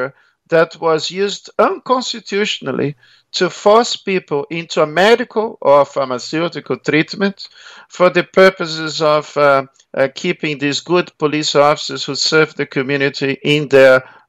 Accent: Rio de Janeiro, Brazil; accent: Brazilian; moved away as an adult; also born or lived in Melbourne, Australia; now in Australia; I was born in Rio

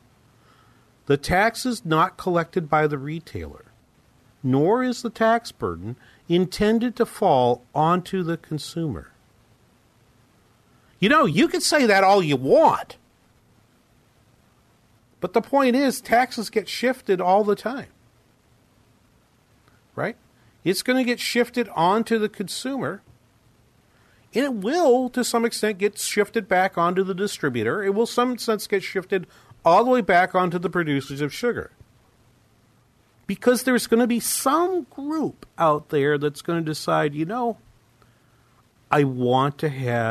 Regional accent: New England, United States; moved away; I'm from New England

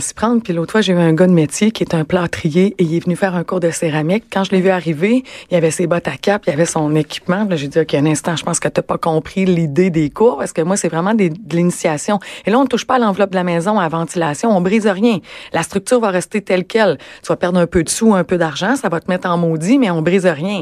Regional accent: Rimouski, Quebec, Canada; moved away as an adult; now in Montreal, Canada; Je suis originaire de Rimouski

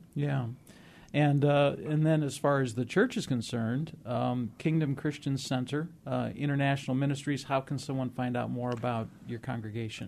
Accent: Moline, Illinois, United States; moved away; I grew up in the Midwest in the industrial area, the home of John Deere, back in the Quad Cities, Moline, Illinois, Rock Island, Illinois

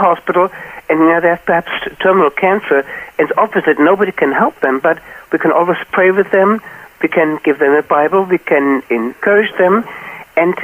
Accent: Wiesbaden, Hesse, Germany; I'm in Wiesbaden, my hometown Wiesbaden

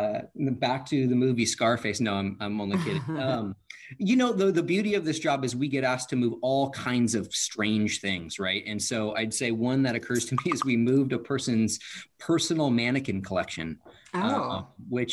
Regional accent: Issaquah, Washington, United States; I grew up in Issaquah

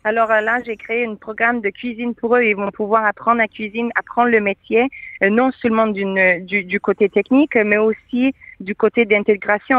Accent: Quebec, Canada; now in Modena, Italy; je suis canadienne

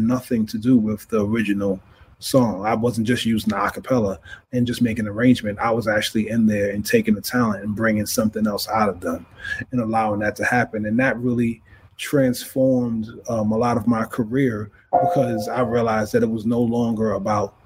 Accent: New York City, New York, United States; I'm from Queens

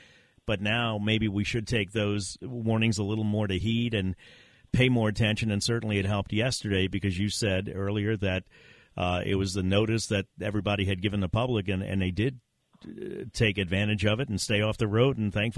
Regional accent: West Bank, Louisiana, United States; growing up on the West Bank

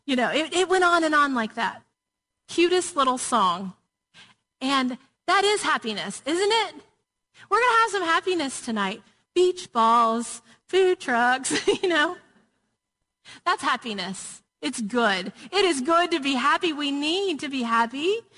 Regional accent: Murfreesboro, Tennessee, United States; I grew up in Murfreesboro, Tennessee

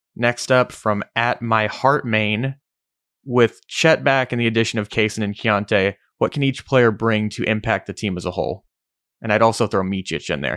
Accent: Oklahoma, United States; we're from Oklahoma

